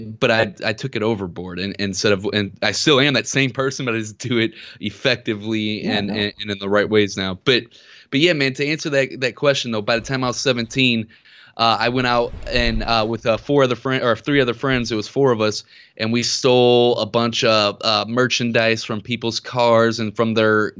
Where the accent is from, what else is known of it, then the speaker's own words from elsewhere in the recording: Ferguson, Missouri, United States; And we grew up in Ferguson, Missouri.